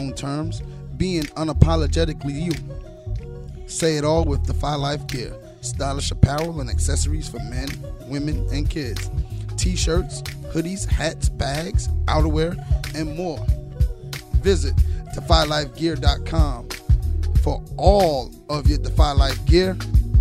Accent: Orange, New Jersey, United States; you're from the same place I am, Orange, New Jersey

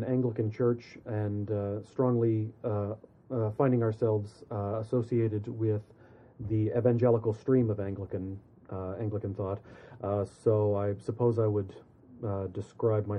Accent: Alaska, United States; moved away as an adult; also born or lived in Oregon / New York / Ontario; now in Saskatchewan, Canada; I'm originally from Alaska

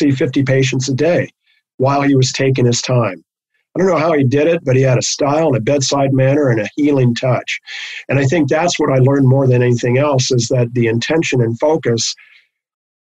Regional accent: Los Angeles, California, United States; I grew up in Hollywood

